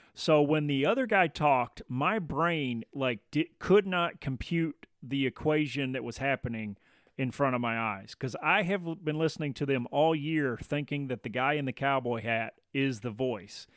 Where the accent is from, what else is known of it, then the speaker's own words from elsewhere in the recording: the South, United States; I grew up in the South